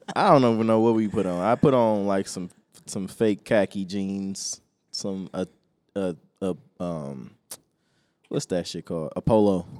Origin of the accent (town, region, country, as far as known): United States